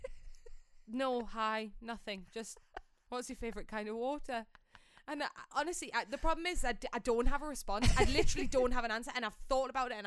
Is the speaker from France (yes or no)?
no; United Kingdom; moved away; I'm just British, and I'm educated